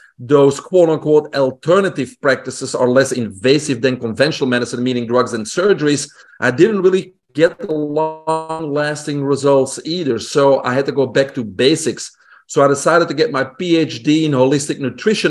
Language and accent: English; Belgium; English is a second language; moved away; also born or lived in Brussels; I grew up in Belgium, in Europe, single home family